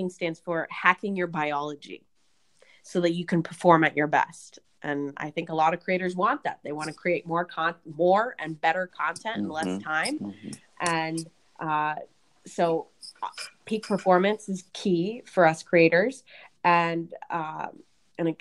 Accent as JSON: {"language": "English", "area": "right outside of Portland", "region": "Oregon", "country": "United States", "tie": "born or raised there", "said": "I grew up in right outside of Portland, Oregon"}